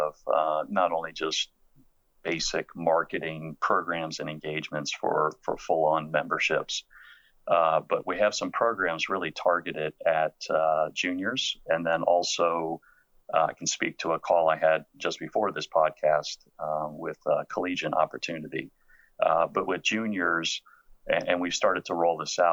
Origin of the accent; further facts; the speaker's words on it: Silver Spring, Maryland, United States; I grew up in Silver Spring